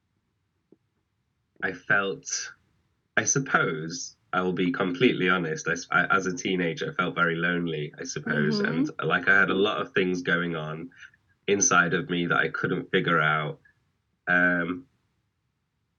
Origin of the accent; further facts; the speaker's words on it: Manchester, North West England, United Kingdom; I'm from Manchester, UK, the drizzly city